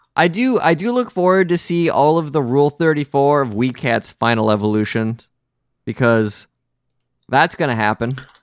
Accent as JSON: {"language": "English", "region": "Wisconsin", "country": "United States"}